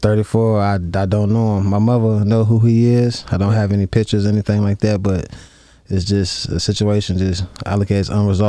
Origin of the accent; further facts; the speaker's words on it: Roanoke, Virginia, United States; I was able to go back to my hometown of Roanoke, Virginia, and be around my family members